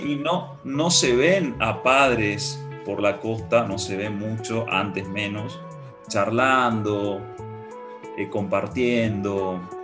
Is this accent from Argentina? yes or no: yes; Argentina; yo evoco mi niñez en Nintlaibaté